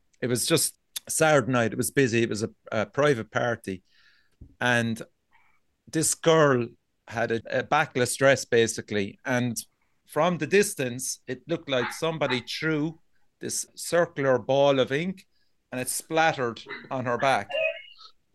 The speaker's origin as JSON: {"language": "English", "country": "Ireland", "said": "I'm from York, which is a seaside town"}